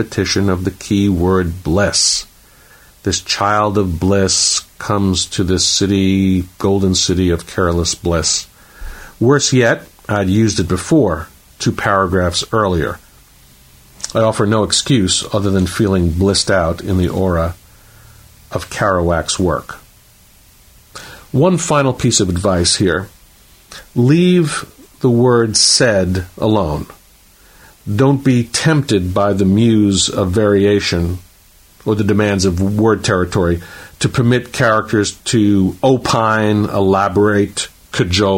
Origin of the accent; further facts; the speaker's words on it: St. Petersburg, Florida, United States; my hometown of St. Petersburg, Florida.